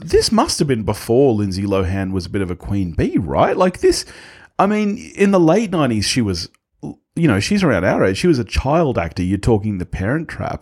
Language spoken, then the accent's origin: English; Australia; we're Aussie